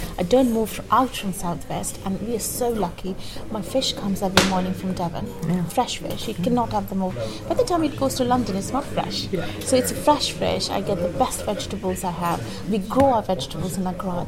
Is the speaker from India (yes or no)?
yes; India; now in Bristol, United Kingdom; As for us in India